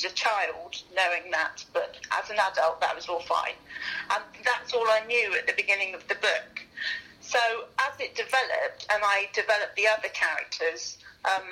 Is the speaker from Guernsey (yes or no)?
yes; Guernsey; moved away; also born or lived in north of England; I come from Guernsey originally, so I wasn't used to the variety of English accents